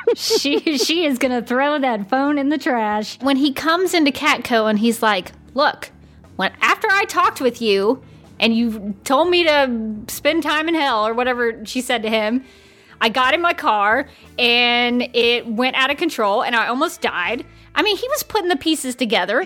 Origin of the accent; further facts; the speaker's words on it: Birmingham, Alabama, United States; when I grew up in Birmingham, Alabama, we had Piggly Wiggly.